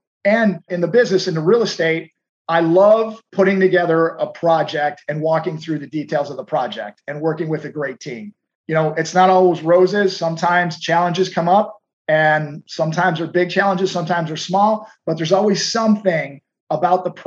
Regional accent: Houston, Texas, United States; I'm from Houston. It is dead flat here

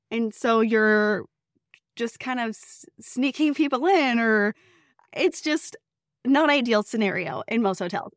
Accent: Northern California, United States; I grew up in Northern California

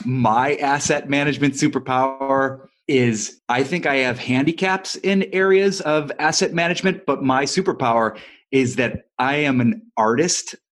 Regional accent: Ohio, United States; now in Los Angeles, United States; I'm not from Los Angeles, I'm from Ohio

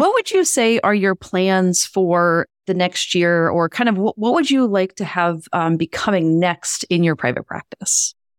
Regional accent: Louisiana, United States; now in Boston, United States; I grew up in Louisiana

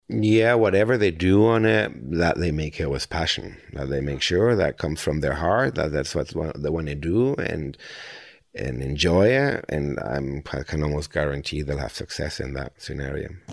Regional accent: Spain; also born or lived in Germany; now in Costa Rica; I'm German. I grew up in Spain, and now the last sixteen years I live in Costa Rica

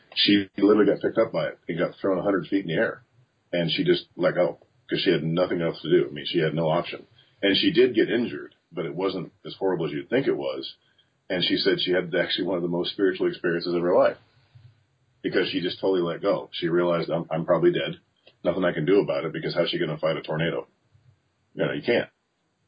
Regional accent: Midwest, United States; moved away; when I grew up in the Midwest during the tornado season

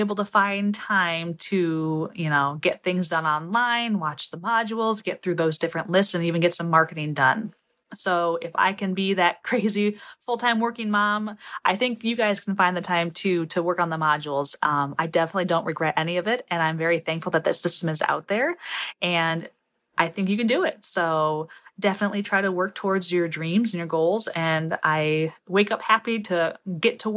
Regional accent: Toledo, Ohio, United States; I'm from Toledo, Ohio

